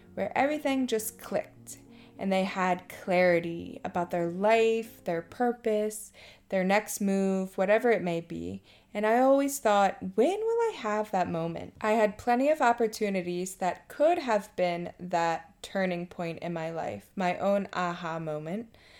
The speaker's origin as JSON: {"language": "English", "region": "Maryland", "country": "United States", "moved": "as an adult", "lives_now": "Thailand", "said": "I'm from Maryland and have been living in Thailand for two and a half years."}